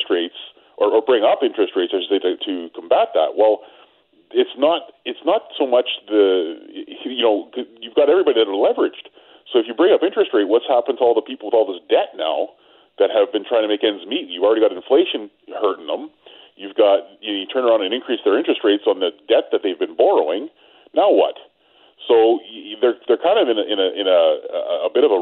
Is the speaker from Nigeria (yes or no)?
no; Canada